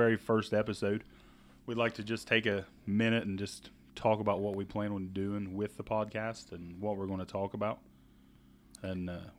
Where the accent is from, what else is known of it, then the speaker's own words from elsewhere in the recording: Ohio, United States; And we are from Ohio, by the way. If you do not know us, we are a couple Ohio boys.